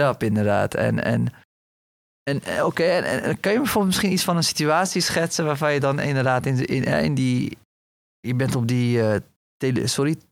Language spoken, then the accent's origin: Dutch; Rotterdam, South Holland, Netherlands; ik kom zelf uit Rotterdam